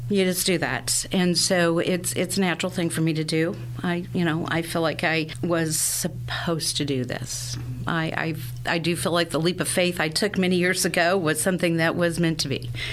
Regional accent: Sedalia, Missouri, United States; I am a native Sedalian. I was born and raised here in Sedalia

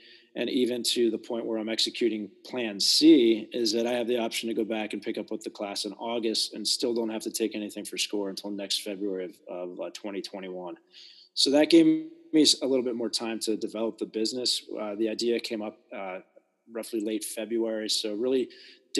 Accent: East Coast, United States; also born or lived in Southern California / Northern California; now in South Dakota, United States; I grew up on the East Coast in relatively larger cities

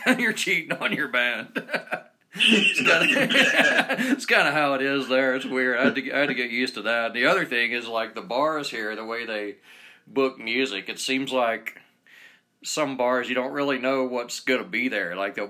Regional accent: Georgia, United States; moved away as an adult; now in Utah, United States; I've moved here back in 2001, and then I left, went back to Georgia where I'm from for a few years, and came back.

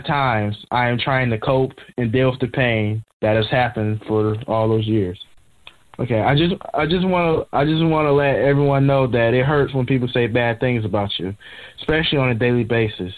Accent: Michigan, United States; I'm a 19-year-old, born and raised in Michigan

